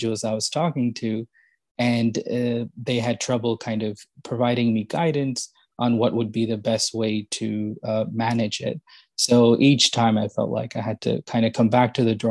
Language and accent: English; Yonkers, New York, United States; moved away as an adult; now in Princeton, United States; born in New York City and then grew up in a town named Yonkers, just kind of outside New York City